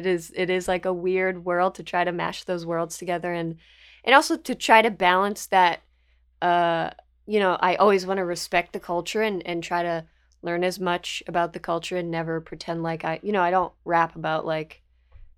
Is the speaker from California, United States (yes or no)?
no; South Florida, United States; I grew up mostly in South Florida